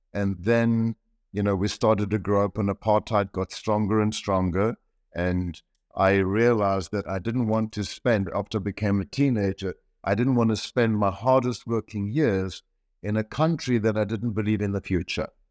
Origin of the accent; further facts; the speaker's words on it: Kitwe, Copperbelt Province, Zambia; moved away; I was born in Central Africa in Zambia, in Kitwe